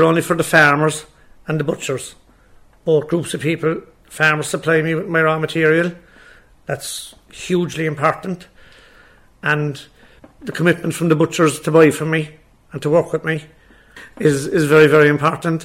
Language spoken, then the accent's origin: English; Ballincollig, Munster, Ireland; When I was born in Ballincollig, the abattoir was about 50 yards from the back door of our house. So we knew nothing else really from the day we were growing up